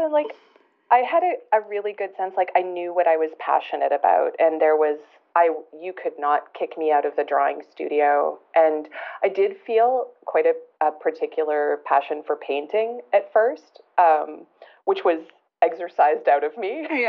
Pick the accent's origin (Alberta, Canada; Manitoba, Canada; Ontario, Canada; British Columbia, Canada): Alberta, Canada; also born or lived in moved around a lot; I'm originally from Alberta, but I've moved around a lot.